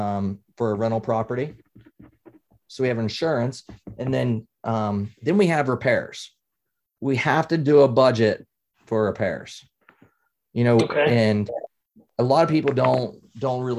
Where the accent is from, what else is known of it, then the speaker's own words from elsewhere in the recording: West Virginia, United States; now in Pennsylvania, United States; I'm originally from West Virginia